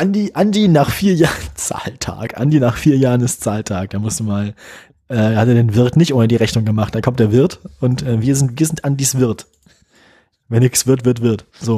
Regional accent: Bremen, Germany; ich komme aus Bremen

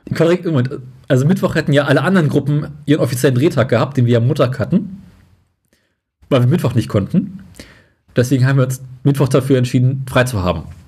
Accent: Berlin, Germany; als Westberliner

